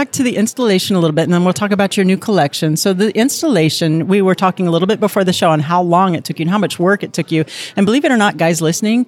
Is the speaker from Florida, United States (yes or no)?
yes; Miami, Florida, United States; moved away; I was raised in Miami